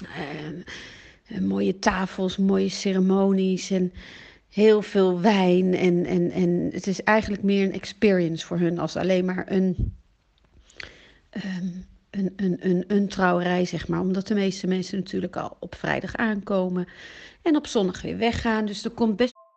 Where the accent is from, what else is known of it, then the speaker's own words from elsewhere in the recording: Amsterdam, North Holland, Netherlands; moved away as an adult; also born or lived in Belgium; now in Italy; Ik ben geboren in Nederland, in Amsterdam. En ik woon nu in Italië